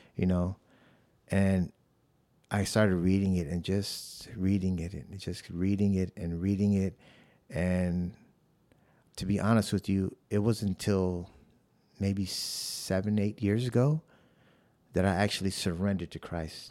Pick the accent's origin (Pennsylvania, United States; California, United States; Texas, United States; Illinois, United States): Illinois, United States; Chicago; moved away as an adult; also born or lived in South Bronx, New York; now in San Antonio, United States; I was born in the South Bronx of New York, and then I was raised in the South Side of Chicago